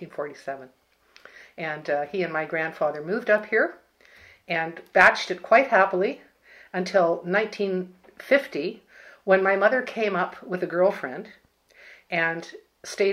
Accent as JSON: {"language": "English", "town": "Barry's Bay", "region": "Ontario", "country": "Canada", "tie": "born or raised there", "also_born_or_lived": "Ottawa", "said": "I was born in 1951 in Ottawa and then moved immediately to Barry's Bay, where I spent the next 23 years living and working with my parents"}